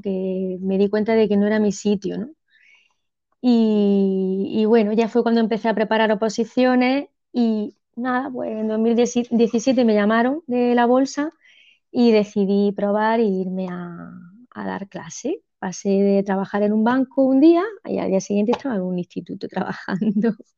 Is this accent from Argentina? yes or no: no; Almería, Andalusia, Spain; also born or lived in El Ejido; yo soy de Almería, de Almería Capital